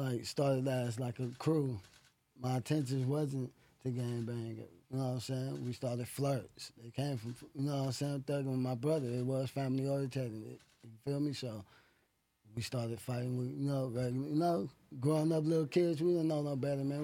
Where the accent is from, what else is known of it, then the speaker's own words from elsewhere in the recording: Los Angeles, California, United States; growing up in the streets and growing up on Fig, 51st